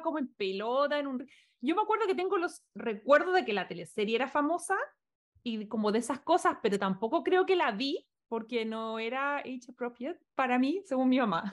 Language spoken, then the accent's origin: Spanish; Chile; now in Los Angeles, United States; por lo menos como chilenos, porque lamentablemente no es nuestra realidad